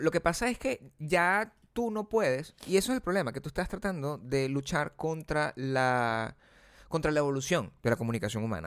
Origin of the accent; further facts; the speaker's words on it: Venezuela; moved away; en mi país, uno era venezolano